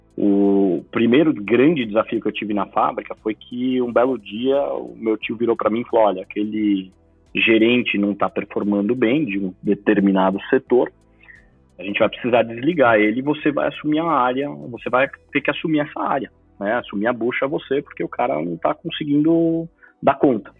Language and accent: Portuguese; Brazil; Eu sou segundo filho brasileiro da família